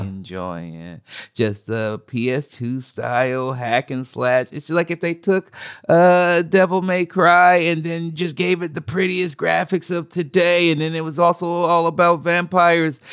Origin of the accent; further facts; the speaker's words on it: Oregon, United States; I grew up in Oregon